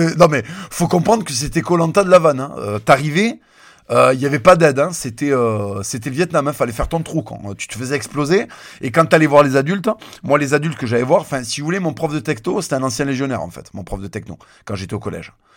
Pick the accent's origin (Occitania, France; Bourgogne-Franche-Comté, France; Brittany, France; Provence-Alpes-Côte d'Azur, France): Occitania, France; Toulouse; born or raised there